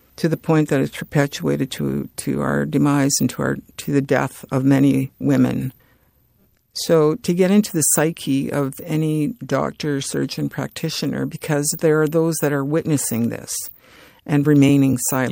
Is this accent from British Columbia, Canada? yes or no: no; Edmonton, Alberta, Canada; also born or lived in Fort Chipewyan, Alberta; Treaty eight territory, Fort Chippewan, Alberta. I grew up in Edmonton, and I grew up in the north